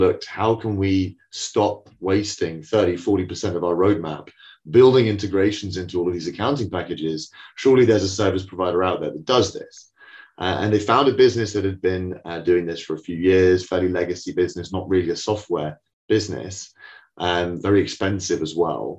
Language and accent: English; United Kingdom; accent: British; as you can tell from my exotic accent, we're a London business.